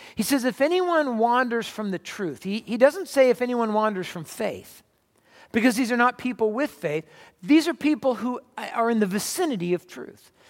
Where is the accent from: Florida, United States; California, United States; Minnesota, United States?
California, United States; Where I grew up in California, we had, uh, red clay